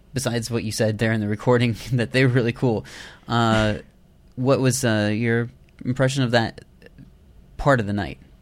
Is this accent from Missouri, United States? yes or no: no; eastern Iowa, United States; moved away; I'm originally from Iowa